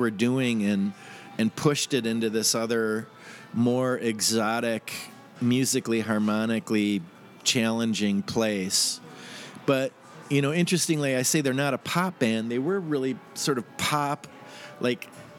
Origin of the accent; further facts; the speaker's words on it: St. Paul, Minnesota, United States; also born or lived in Bloomington, Indiana / Lexington, Kentucky / Moorhead, Minnesota; moved to St. Paul as a kid and grew up mostly in St. Paul. Went to high school in St. Paul